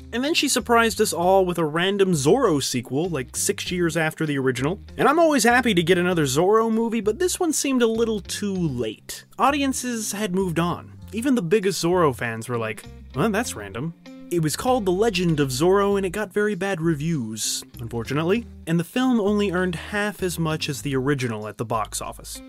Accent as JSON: {"language": "English", "country": "United States", "said": "I'm an American"}